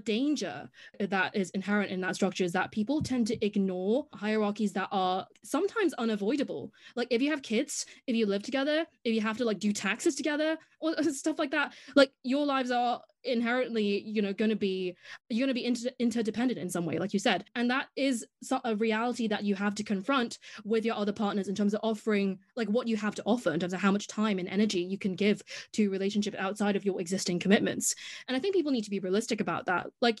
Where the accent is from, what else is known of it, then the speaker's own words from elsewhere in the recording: Hong Kong; accent: English; now in United Kingdom; have an English accent, and I have been in the UK for the past 6 years. But actually before that, I grew up in Hong Kong